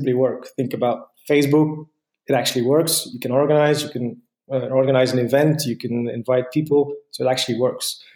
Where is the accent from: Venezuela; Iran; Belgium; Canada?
Belgium; Ghent, Flanders; I'm from Ghent, Belgium